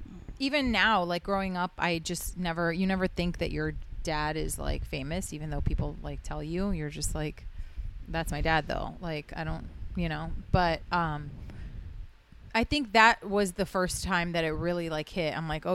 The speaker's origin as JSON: {"language": "English", "town": "Houston", "region": "Texas", "country": "United States", "tie": "born there", "said": "I was born in Houston, but I'm not like from there. I haven't been there. Like, I don't know. My parents just were like settled there."}